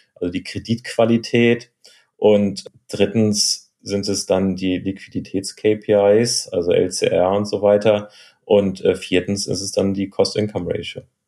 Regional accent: Hamburg, Germany; moved away; also born or lived in Chicago; wieder in Hamburg, meiner Heimatstadt, zu arbeiten

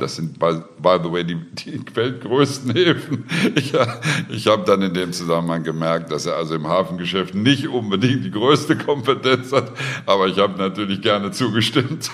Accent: Austria; bei uns in Österreich

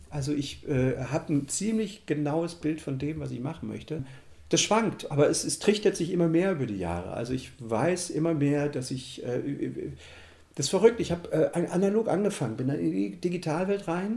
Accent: Germany; moved away as an adult; Ich bin ja in der DDR groß geworden

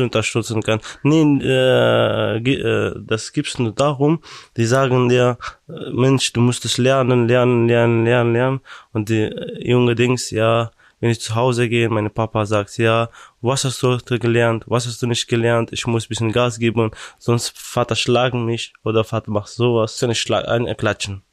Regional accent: Afghanistan; German is a second language; now in Brandenburg, Germany; ich komme aus Afghanistan

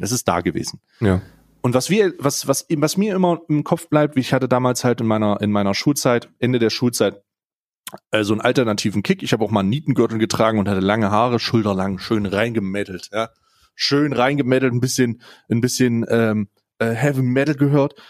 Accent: Saxony, Germany; selber als gebürtiger Sachse tatsächlich, ja, also ich, ich, ich bin in Sachsen geboren

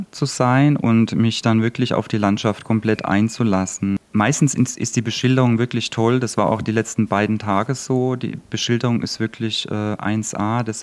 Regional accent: Mannheim, Baden-Württemberg, Germany; also born or lived in Palatinate Forest; bin aus Mannheim, geboren im Pfälzerwald. Also ich komme auch aus einer Waldregion, auch aus dem Mittelgebirge.

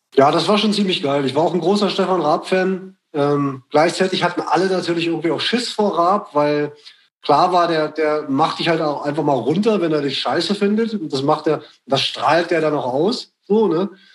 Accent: Braunschweig, Lower Saxony, Germany; bei uns in Braunschweig

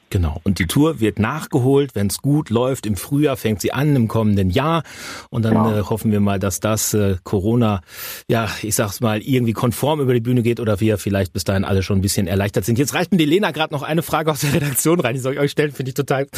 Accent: Hamm, North Rhine-Westphalia, Germany; das ist eure Heimat, das ist auch meine

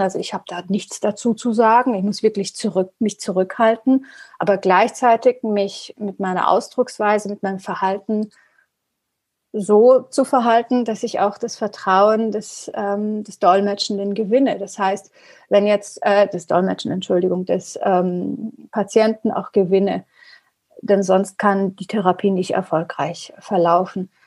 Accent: Germany; first language Persian; German is a second language; Also Farsi ist meine Muttersprache und Deutsch ist nicht wirklich meine Muttersprache, also nicht meine Muttersprache, aber ich bin mit der deutschen Sprache aufgewachsen. Ich habe meine Schulbildung und mein Studium und eigentlich alles in Deutschland gehabt.

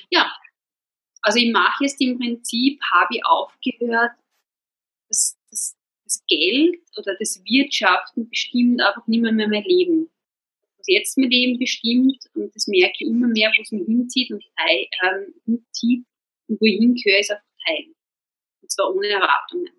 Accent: Burgenland, Austria; moved away; wir sind beide Burgenländer

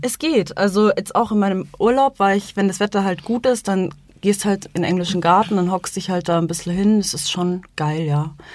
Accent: Munich, Bavaria, Germany; Ich bin in Berg am Leim geboren. Ich wohne immer noch in Berg am Leim.

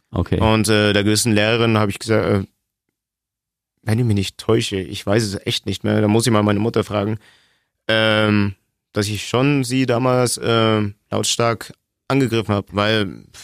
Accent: Germany; Ich bin in Deutschland geboren, ich habe einen deutschen Kindergarten besucht, deutsche Schule, ich zahle deutsche Steuern, ich arbeite hier in Deutschland

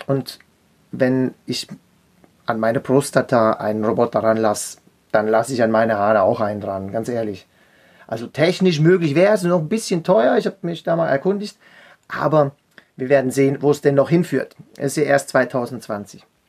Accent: Zurich, Switzerland; ich komme aus der Schweiz, bin am Zürichsee geboren und in einem Züricher Coiffeursalon aufgewachsen

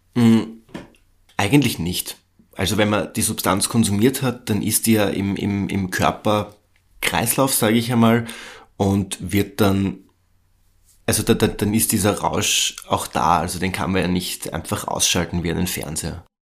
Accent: Austria; bei uns in Österreich

